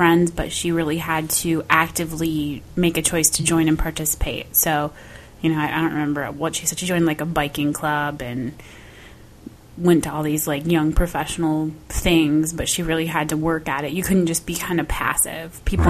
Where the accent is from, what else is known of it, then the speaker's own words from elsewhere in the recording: Midwest, United States; moved away; I'm originally from the Midwest